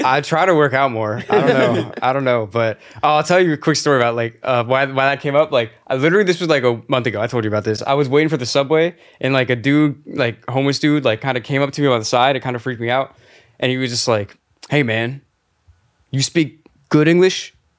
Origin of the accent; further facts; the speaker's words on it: Clearwater, Florida, United States; accent: Florida; moved away as an adult; now in New York City, United States; seven two seven, Clearwater, Florida